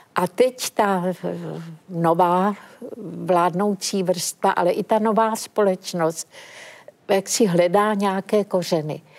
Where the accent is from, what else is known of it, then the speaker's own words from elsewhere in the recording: Czechia; Jsme z Československa, to je taková malá republika ve střední Evropě